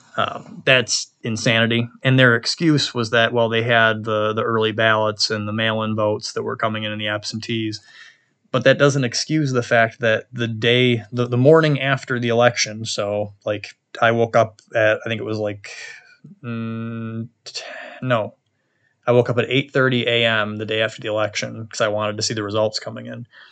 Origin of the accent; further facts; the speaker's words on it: New York, United States; we also flipped four seats red in my home state